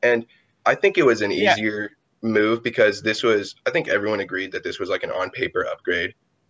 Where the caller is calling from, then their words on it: San Jose, California, United States; San Jose, California.